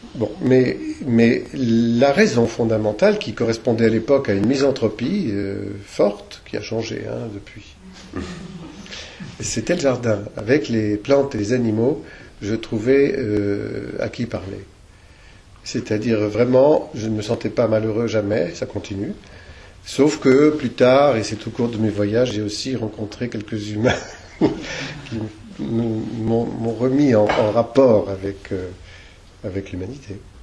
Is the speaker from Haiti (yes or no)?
no; Argenton-sur-Creuse, Centre-Val de Loire, France; now in Creuse, France; je suis né à Argenton-sur-Creuse